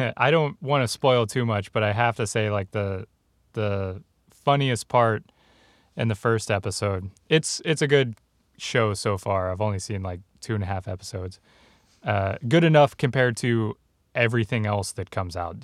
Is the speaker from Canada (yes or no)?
no; Texas, United States; people I grew up with in Texas